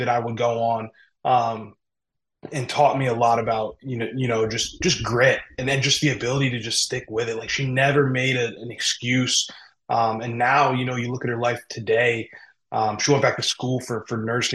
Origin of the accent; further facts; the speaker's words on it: Berwick, Pennsylvania, United States; also born or lived in Harrisburg, Pennsylvania; I'm from Berwick, Pennsylvania